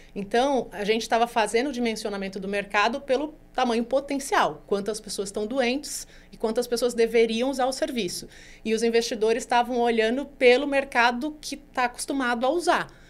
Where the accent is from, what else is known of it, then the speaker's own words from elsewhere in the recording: Brazil; a gente é o país mais ansioso do mundo